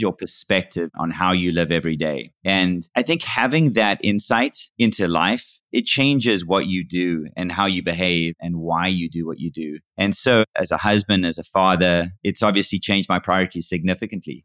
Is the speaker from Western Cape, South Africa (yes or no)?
yes; Cape Town, Western Cape, South Africa; moved away as an adult; now in United States; I was born and raised in Cape Town, South Africa, and I moved to the U S in nineteen ninety-eight